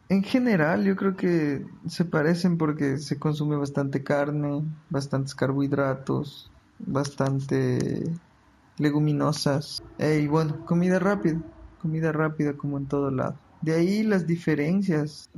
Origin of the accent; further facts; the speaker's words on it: Quito, Pichincha, Ecuador; moved away as an adult; now in Santa Maria, Brazil; soy ecuatoriano, nací en la capital de Ecuador, Quito